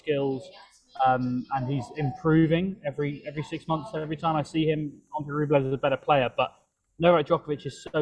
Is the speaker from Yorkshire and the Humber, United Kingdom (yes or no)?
no; London, United Kingdom; moved away; back in my hometown of London